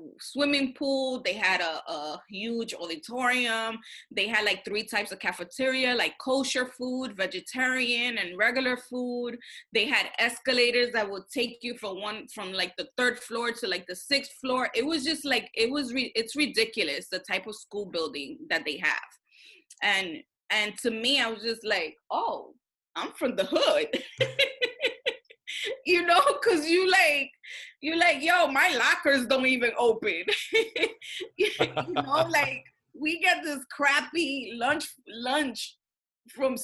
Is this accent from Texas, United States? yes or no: no; New York City, New York, United States; When you grow up in Washington Heights with a bunch of Dominicans